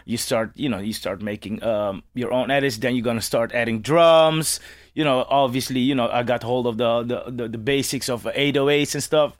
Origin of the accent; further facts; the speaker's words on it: Amsterdam, North Holland, Netherlands; as a kid growing up in Amsterdam